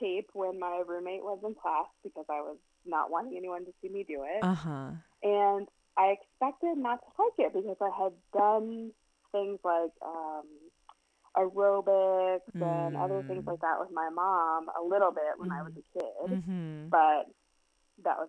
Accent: Indiana, United States; where I grew up in Indiana

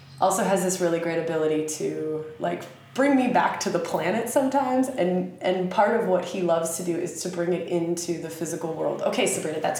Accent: United States; accent: redneck; my sweet redneck accent

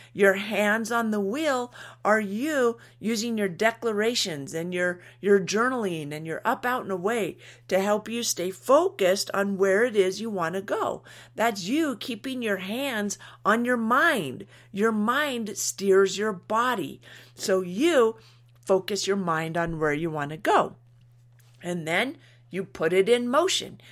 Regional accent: United States; we're American

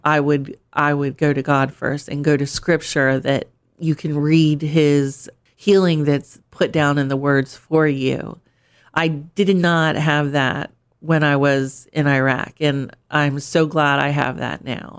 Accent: Pennsylvania, United States; moved away as an adult; also born or lived in Turkey / England / Germany / California; now in Delaware, United States; I'm from Pennsylvania originally

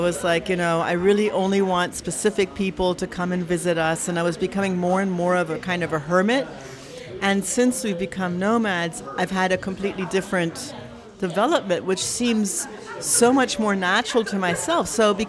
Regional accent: Tacoma, Washington, United States; born there; also born or lived in Berlin; I realized that actually, I was born in Tacoma, and my father was in the army, so we moved around, and it's actually something I'm used to. It's the only place I've actually been longer for one period of time was Berlin.

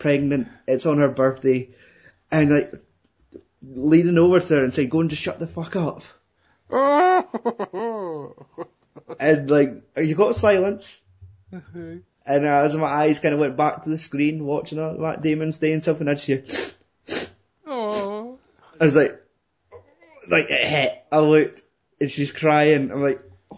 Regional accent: Scotland, United Kingdom; We're Scottish.

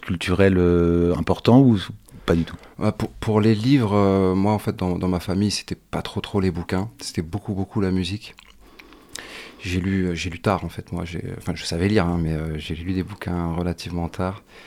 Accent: Morlaix, Brittany, France; moved away as an adult; also born or lived in Guadeloupe; Je suis né dans le Finistère, à Morlaix précisément

